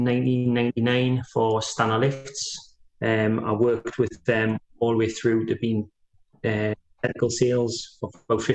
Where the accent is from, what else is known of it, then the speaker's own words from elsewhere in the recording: Walkerville, North East England, United Kingdom; I grew up in Walkerville